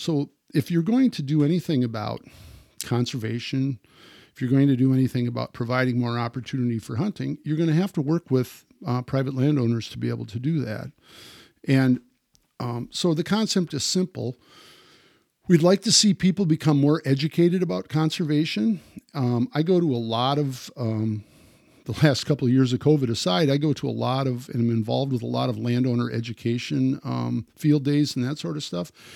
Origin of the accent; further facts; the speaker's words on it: Wisconsin, United States; growing up in Wisconsin